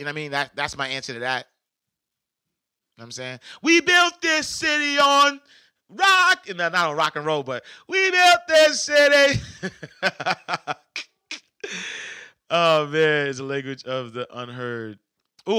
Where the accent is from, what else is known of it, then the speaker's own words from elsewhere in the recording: New York City, New York, United States; now in Atlanta, United States; the project that I grew up in New York was 15 acres